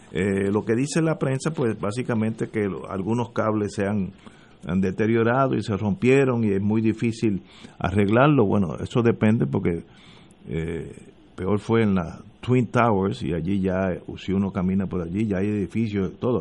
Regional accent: Puerto Rico; como puertorriqueño

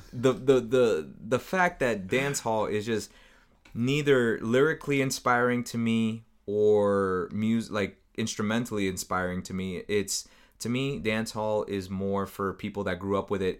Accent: United States; I'm from the United States

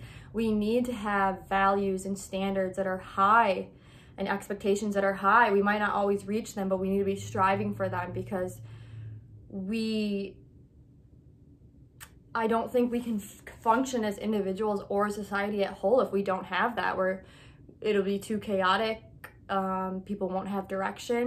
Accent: United States; I'm American

